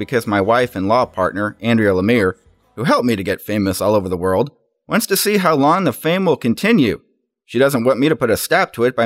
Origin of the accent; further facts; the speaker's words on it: Springfield, Missouri, United States; moved away; my hometown of Springfield, Missouri.